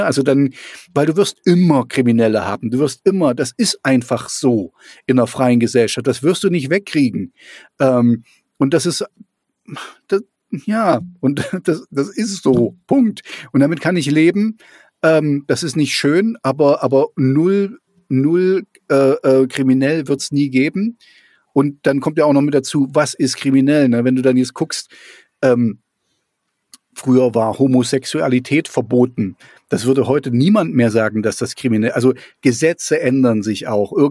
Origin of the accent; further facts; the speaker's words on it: East Germany, Germany; ich bin ja auch in der DDR groß geworden